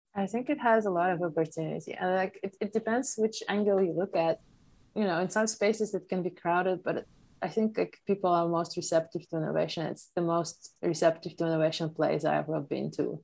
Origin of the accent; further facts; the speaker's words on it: Poland; first language Polish; English is a second language; moved away; I was raised as an immigrant child of Ukrainian immigrant mother in Poland